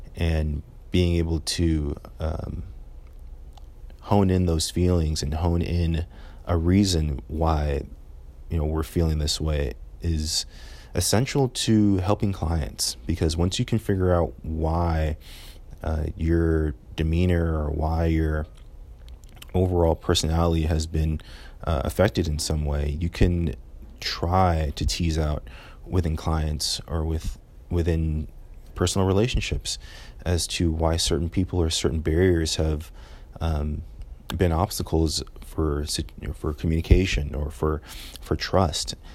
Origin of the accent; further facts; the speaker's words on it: California, United States; moved away as an adult; I'm from California, so seventeen hundred miles away from home